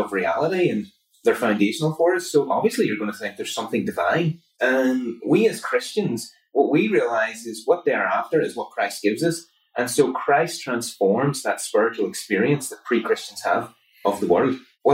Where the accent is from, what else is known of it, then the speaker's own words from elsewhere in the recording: Belfast, Northern Ireland, United Kingdom; I grew up just a little bit outside of Belfast, just a couple of minutes drive, in a place called Hanstown